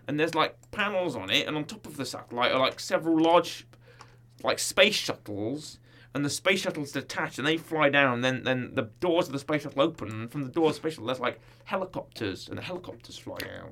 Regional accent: United Kingdom; I'm British

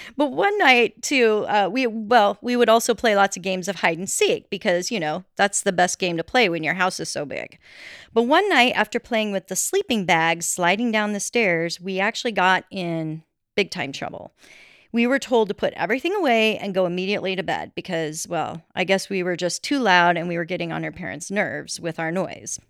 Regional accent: Colorado, United States; growing up in Colorado

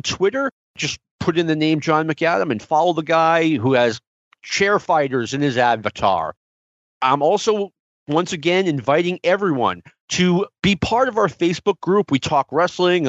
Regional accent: New York City, New York, United States; I'm from Jackson Heights

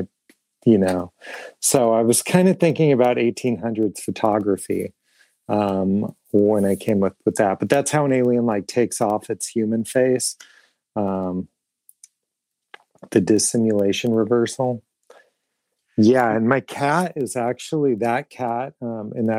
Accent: Portland, Oregon, United States; moved away as an adult; now in Fort Wayne, United States; I'm originally from Portland, Oregon

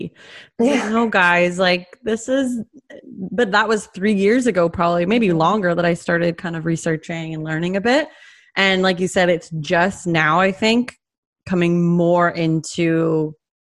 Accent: Canada; I grew up in Canada

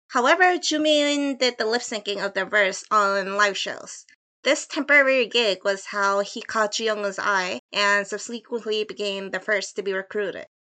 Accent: Seoul, South Korea; I am Korean from Seoul, South Korea.

